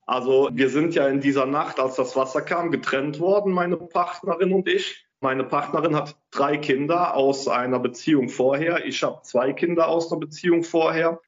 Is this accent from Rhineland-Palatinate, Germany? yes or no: yes; Bad Neuenahr-Ahrweiler, Rhineland-Palatinate, Germany; ich bin in Bad Neuenahr-Ahrweiler geboren, also im Krankenhaus, habe dann mein Heimatort ist Heimersheim, auch an der A gelegen